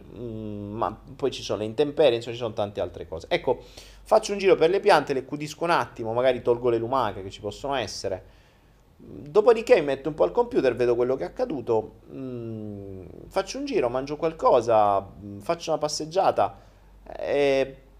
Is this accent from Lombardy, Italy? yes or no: no; Foggia, Apulia, Italy; moved away as an adult; ho so vissuto 19 anni a Foggia